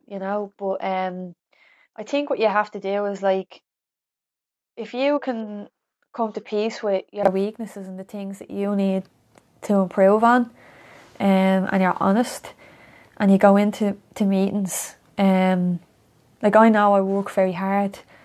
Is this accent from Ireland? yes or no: yes; Dublin, Leinster, Ireland; I'm from Coolock